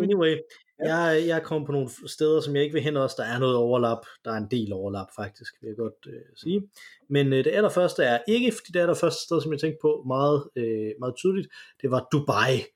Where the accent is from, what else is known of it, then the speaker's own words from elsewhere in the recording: Denmark; når vi kommer fra Danmark